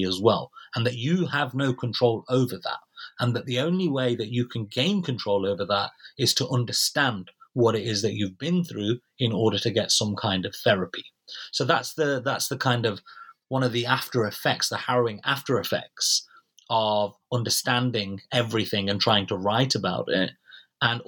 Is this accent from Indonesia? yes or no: no; United Kingdom; as British citizens